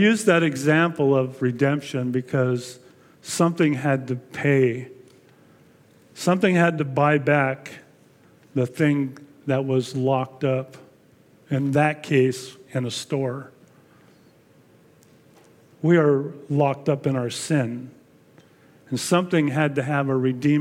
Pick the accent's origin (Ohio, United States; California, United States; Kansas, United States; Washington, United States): California, United States; El Monte; I was born and raised in El Monte